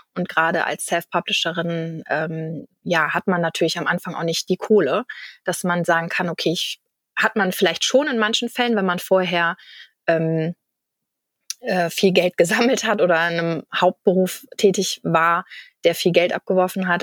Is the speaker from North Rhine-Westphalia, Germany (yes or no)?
no; Kiel, Schleswig-Holstein, Germany; ich komme aus Kiel in Schleswig-Holstein